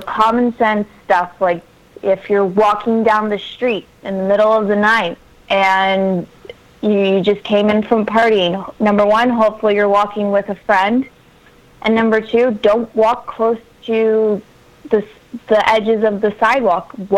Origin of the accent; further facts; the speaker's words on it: Miami, Florida, United States; I grew up in Miami, Florida